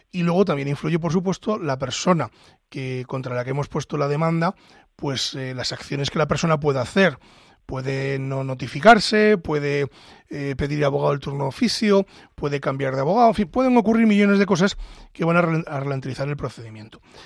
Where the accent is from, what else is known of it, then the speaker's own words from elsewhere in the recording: Ávila, Castile and León, Spain; soy de Ávila